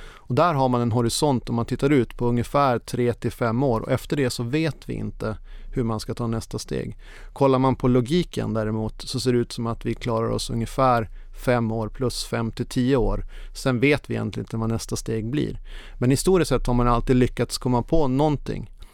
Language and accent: Swedish; Norrland, Sweden; now in Copenhagen, Denmark; jag är precis som du norrlänning i grunden